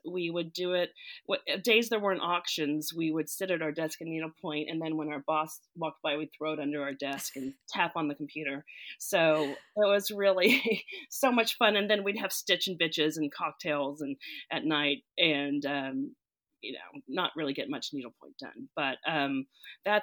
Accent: Fort Worth, Texas, United States; I grew up in Fort Worth, Texas

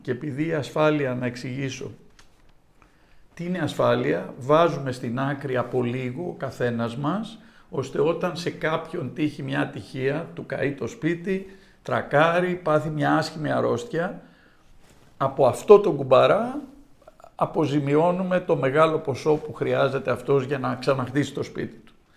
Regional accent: Greece; moved away as an adult; also born or lived in New York, United States; η Ελλάδα είναι η πατρίδα μου

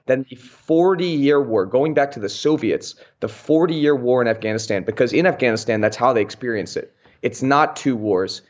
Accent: United States; as American leftists

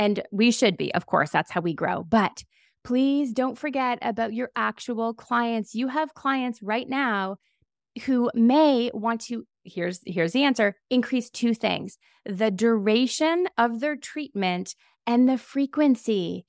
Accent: Canada; I'm Canadian.

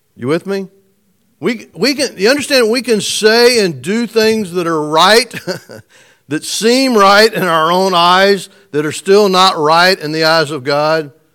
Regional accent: United States; I was born in America

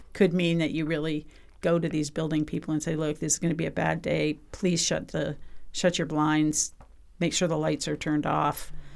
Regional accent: British Columbia, Canada; I'm from British Columbia

